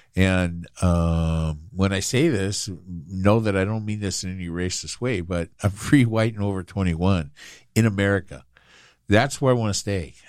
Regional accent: United States; I think of myself as American and only American

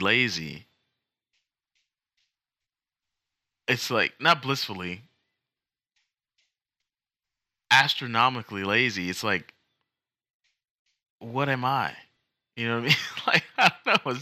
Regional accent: United States; I'm American

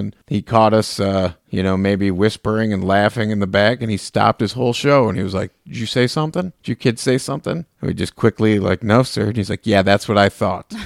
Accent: Farmington Hills, Michigan, United States; As a child growing up in the eighties and nineties here in Michigan, I grew up in Farmington Hills

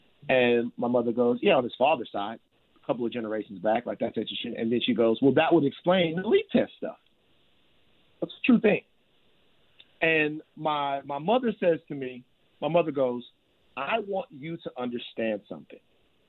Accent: Baton Rouge, Louisiana, United States; Baton Rouge, Louisiana.

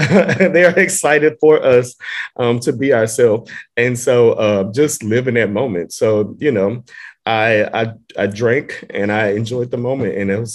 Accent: Houston, Texas, United States; moved away as an adult; also born or lived in Atlanta, Georgia / Dallas, Texas; now in New York, United States; I'm from Houston, Texas, born and raised. And I lived in Atlanta. I've also lived in Dallas

